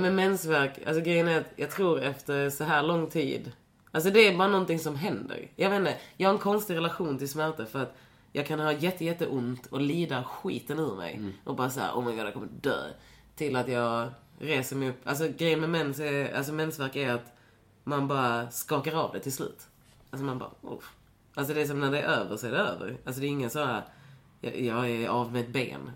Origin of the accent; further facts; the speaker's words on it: Lund, Skåne, Sweden; jag är ju från Lund. Så, eller så jag, jag växte ju upp i en stad där inte så mycket hände